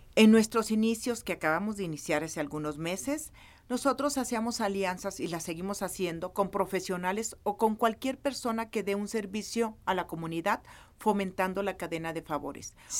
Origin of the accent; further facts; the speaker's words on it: Nayarit, Mexico; yo soy de Nayarit